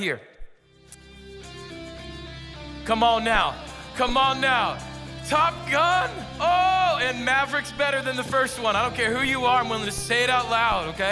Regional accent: California, United States; I am from California. I'm not moving here

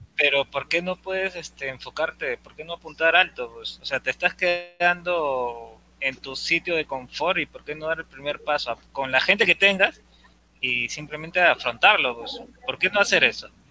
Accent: Peru; como peruano

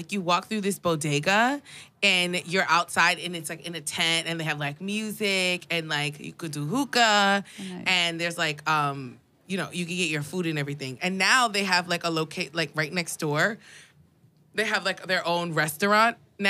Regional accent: New York City, New York, United States; I mean, I'm from Queens. It's not like I like didn't grow up around. I grew up around Muslim people.

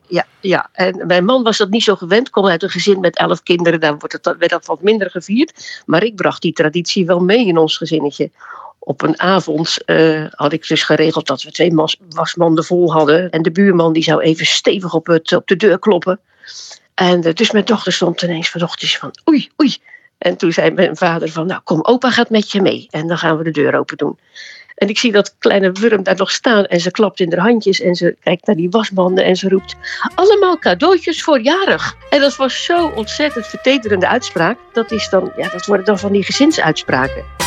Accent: Oud-Beijerland, South Holland, Netherlands; Oud-Beijerland, want daar ben ik eh, eh, opgegroeid in de Hoekse Waard

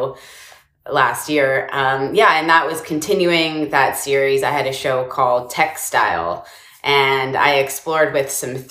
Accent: Victoria, British Columbia, Canada; moved away as an adult; also born or lived in Montreal, Canada / Toronto, Canada; now in United States; when I was a kid, I grew up on Victoria, British Columbia Island

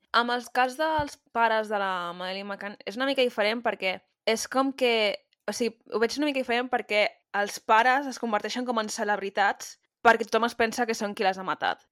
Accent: Catalonia, Spain; com a persona catalana

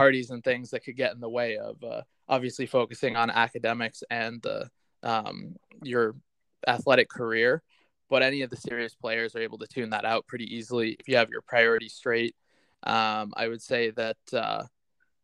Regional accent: Darien, Connecticut, United States; I grew up in Darien, Connecticut

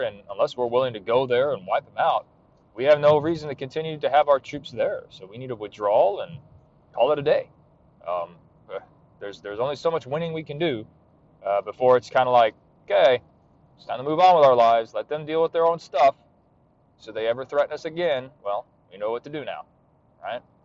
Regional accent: United States; And I was born in America.

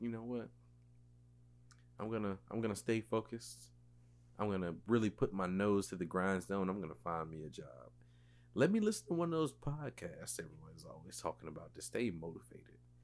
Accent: West Columbia, South Carolina, United States; I am from West Columbia, South Carolina

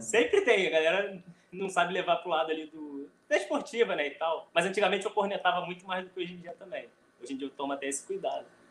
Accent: Rio de Janeiro, Brazil; eu sou do Rio

